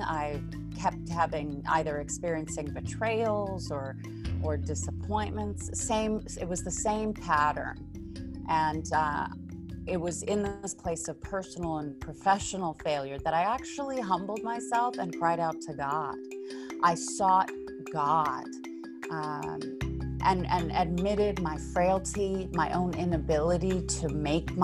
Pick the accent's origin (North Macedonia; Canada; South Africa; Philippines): South Africa; now in Beverly Hills, United States; So I'm actually originally from South Africa, but I do live in the United States, currently in Beverly Hills, California, or Los Angeles.